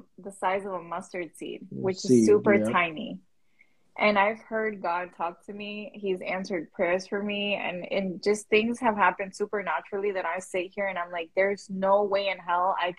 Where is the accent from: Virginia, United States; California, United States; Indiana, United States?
Virginia, United States; Alexandria; also born or lived in Langley Park, Maryland; I'm from Alexandria. When I came to the country, I lived in Langley Park, but we were from Alexandria, like from when I was 5.